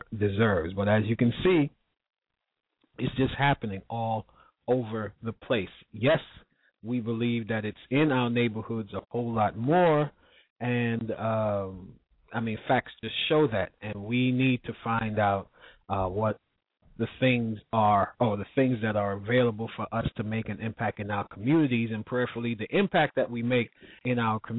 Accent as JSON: {"language": "English", "region": "New York", "country": "United States", "tie": "born or raised there", "said": "my hometown of New York"}